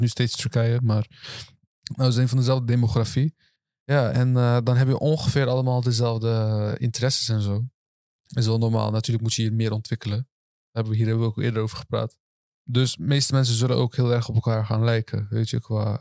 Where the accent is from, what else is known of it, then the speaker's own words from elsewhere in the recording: Rotterdam, South Holland, Netherlands; Turks Nederlander, eh, geboren getogen, Rotterdam.